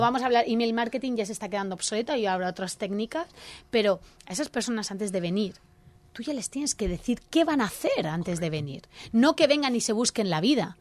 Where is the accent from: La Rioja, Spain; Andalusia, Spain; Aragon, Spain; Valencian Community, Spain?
Valencian Community, Spain; Elche; nuestro orgullo ilicitano nos dice que nuestra ciudad es maravillosa